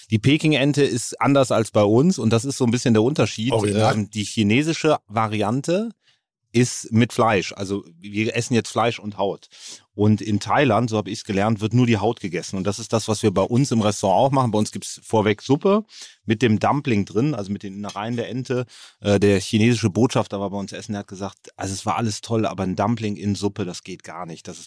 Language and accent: German; Cologne, North Rhine-Westphalia, Germany; Aus Köln.